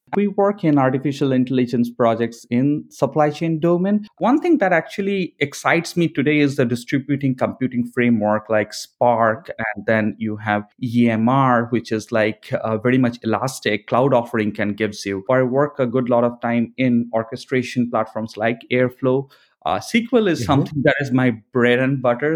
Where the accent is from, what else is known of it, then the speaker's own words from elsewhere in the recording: India; moved away as an adult; also born or lived in Buenos Aires, Argentina; now in San Francisco, United States; I'm originally from India, I spent a couple of years working in Buenos Aires, Argentina in past